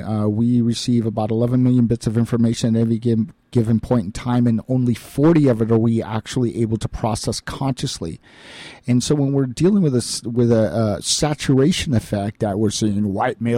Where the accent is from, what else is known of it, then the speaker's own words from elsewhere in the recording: United States; as Americans